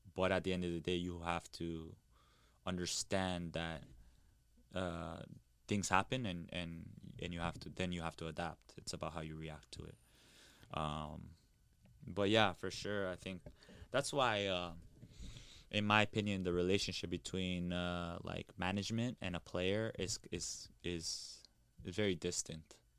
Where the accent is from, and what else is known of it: Toronto, Ontario, Canada; born or raised there